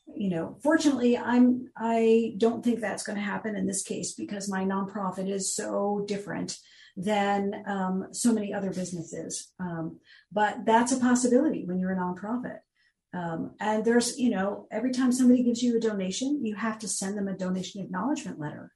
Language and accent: English; New Jersey, United States; moved away as an adult; now in Florida, United States; I was born in New Jersey, raised there, spent most of my life there